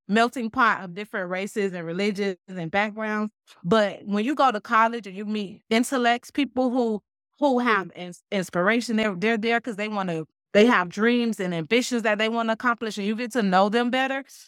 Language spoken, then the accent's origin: English; Miami, Florida, United States; moved away as an adult; now in Jonesboro, United States; I was born and raised in Miami, so I didn't anticipate any culture shock because I'm right here in my hometown.